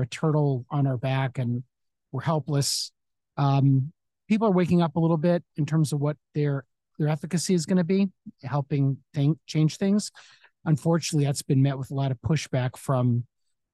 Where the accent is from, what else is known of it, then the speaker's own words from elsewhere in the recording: Chicago, Illinois, United States; moved away as an adult; also born or lived in Cleveland, Ohio / Phoenix, Arizona; now in Santa Monica, United States; I grew up in Chicago